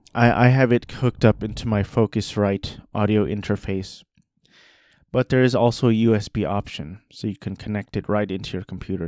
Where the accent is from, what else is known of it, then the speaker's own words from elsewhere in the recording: Orange County, California, United States; I grew up in Orange County, five minutes from Disneyland